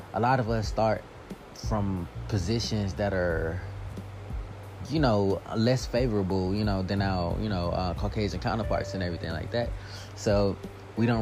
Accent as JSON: {"language": "English", "country": "United States", "tie": "born or raised there", "said": "I'm from here. I was born here."}